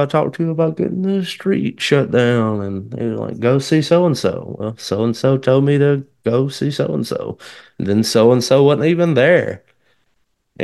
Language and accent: English; Millport, Alabama, United States; also born or lived in Kennedy, Alabama; I grew up in Kennedy and Millport, Alabama, Lamar County, Alabama.